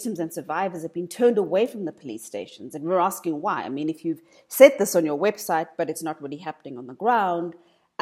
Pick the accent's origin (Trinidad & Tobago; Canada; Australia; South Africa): South Africa